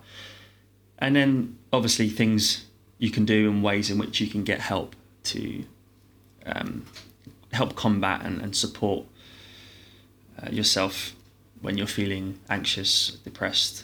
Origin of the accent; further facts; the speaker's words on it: London, United Kingdom; I'm born and raised in London